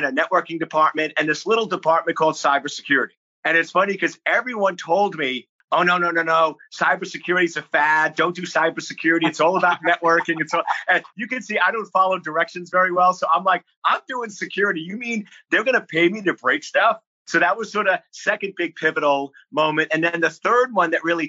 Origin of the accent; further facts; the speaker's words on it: Lake Ronkonkoma, New York, United States; now in Virginia, United States; I'm born and raised on Long Island, New York.